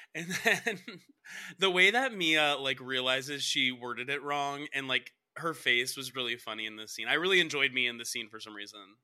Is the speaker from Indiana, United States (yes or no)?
no; Cobb County, Georgia, United States; I'm from Cobb County